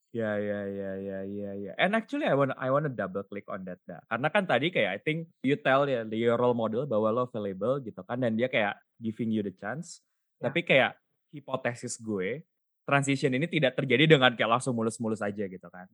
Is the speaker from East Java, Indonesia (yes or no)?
no; Bandung, West Java, Indonesia; Gue kan lahir dan besar di Bandung